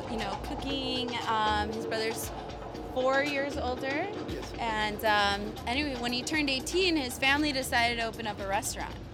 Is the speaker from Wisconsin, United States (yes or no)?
yes; Milwaukee, Wisconsin, United States; moved away as an adult; also born or lived in Portland; So I'm from Milwaukee originally, like born and raised here. My parents are both immigrants from Mexico. And I was living in Portland. I went there for grad school.